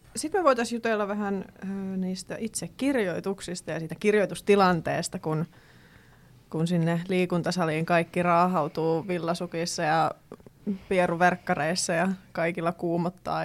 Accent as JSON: {"language": "Finnish", "town": "Kittilä", "region": "Lapland", "country": "Finland", "tie": "born or raised there", "moved": "yes", "said": "koska nyt olen Kittilästä ja Levi sattui olemaan siinä vieressä"}